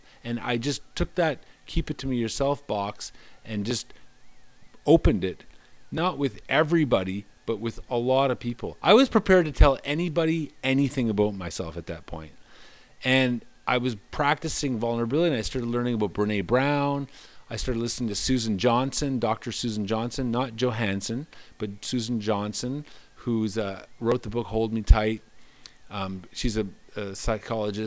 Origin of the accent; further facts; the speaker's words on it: Moncton, New Brunswick, Canada; moved away; also born or lived in Toronto; Moncton, 4 years, had been, aside from Toronto, the longest I'd been in one place in the last 15 years at that point in my life. And it was my hometown.